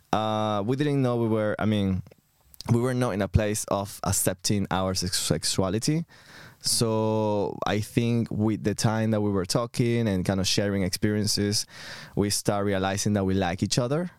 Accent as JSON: {"language": "English", "country": "Venezuela", "moved": "as an adult", "lives_now": "London, United Kingdom", "said": "I'm coming from Venezuela. I've been in London for the last nine years"}